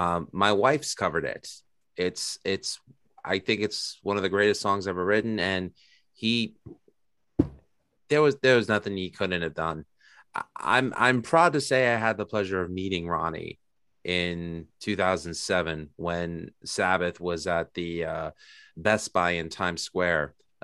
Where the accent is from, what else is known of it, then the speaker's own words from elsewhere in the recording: New York City, New York, United States; I'm from Astoria, New York.